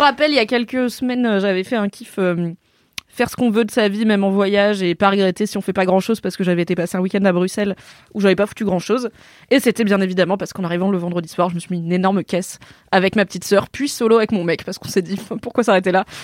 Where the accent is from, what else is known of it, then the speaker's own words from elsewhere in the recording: Drôme, Auvergne-Rhône-Alpes, France; c'est donc dans la Drôme là où j'ai grandi